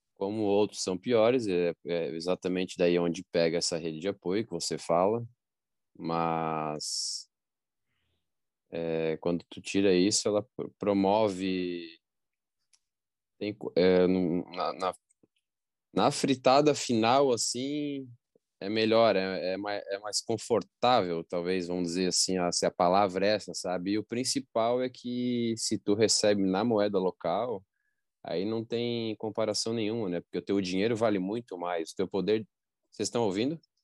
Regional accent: Brazil; eu nasci no Brasil

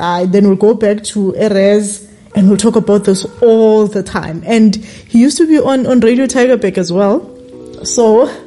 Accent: Mpumalanga, South Africa; moved away; also born or lived in Cape Town; I'm from Mpumalanga

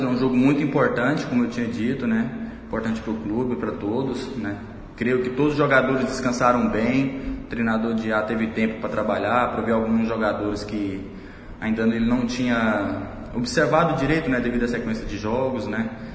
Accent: Goiânia, Goiás, Brazil; moved away; Eu também sou goiano, cresci a minha vida toda lá.

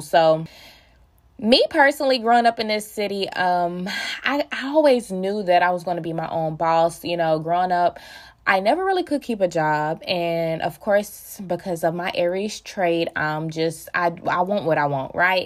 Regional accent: Tyler, Texas, United States; I am from Tyler, Texas

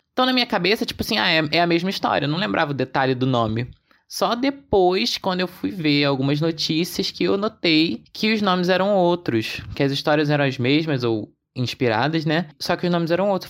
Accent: Rio de Janeiro, Brazil; A gente aqui do Rio que fala com esse sotaque

